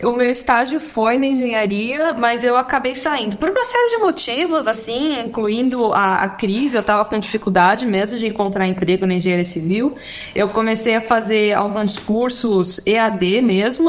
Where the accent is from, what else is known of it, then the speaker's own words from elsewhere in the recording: São Paulo, Brazil; now in Florianópolis, Brazil; hoje em dia eu moro em Florianópolis, apesar de que eu sou de São Paulo